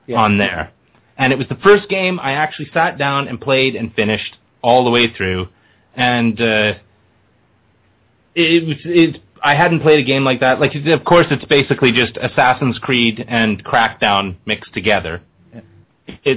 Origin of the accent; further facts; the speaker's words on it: Canada; as a Canadian